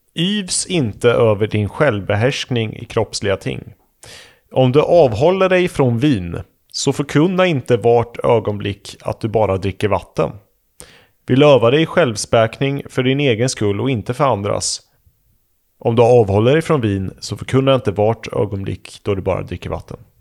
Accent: near Vadstena, Östergötland, Sweden; i Vadstena. Mm. I närheten av där jag kommer ifrån

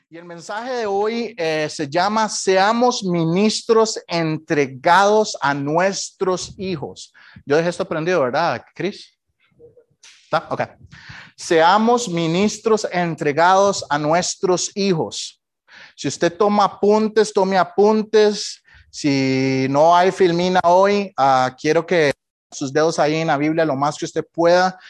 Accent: Costa Rica; moved away as an adult; now in United States; Cuando salí de Costa Rica

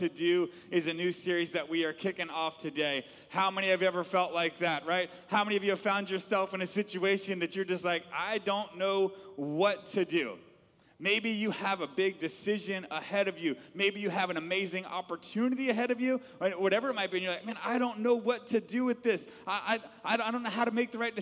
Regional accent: Atlanta, Georgia, United States; I grew up in Atlanta, Georgia

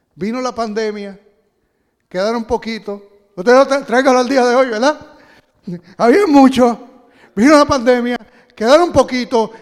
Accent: Puerto Rico; Yo soy boricua

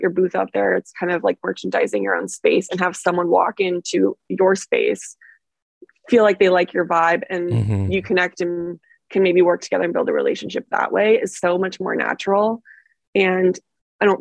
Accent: Montana, United States; born or raised there; now in Los Angeles, United States

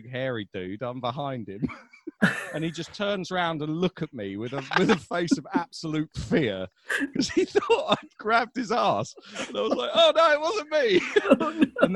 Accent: London, United Kingdom; I'm from South London and my accent is different to someone from North London

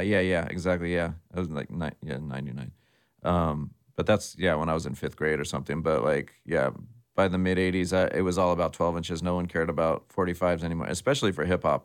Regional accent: San Jose, California, United States; I grew up in San Jose, um, which is right next to San Francisco

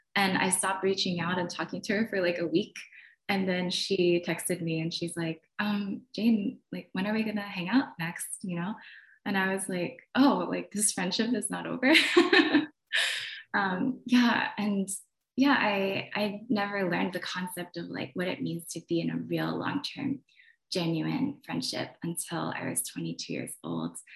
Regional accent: Poughkeepsie, New York, United States; also born or lived in New Jersey; when I was around nine, I moved from New Jersey to um, where I lived in a predominantly Korean town, where I felt really comfortable and just really confident in my own skin. And then I ended up moving to upstate New York and Poughkeepsie

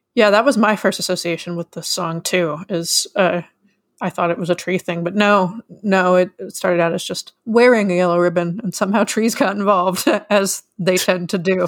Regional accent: Kentucky, United States; born or raised there

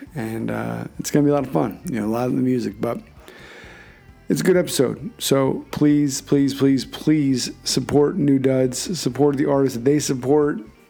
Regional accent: Philadelphia, Pennsylvania, United States; not to be confused with my hometown of Philadelphia

